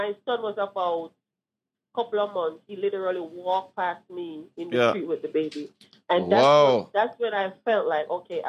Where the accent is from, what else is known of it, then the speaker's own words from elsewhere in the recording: New York City, New York, United States; I'm from Brooklyn.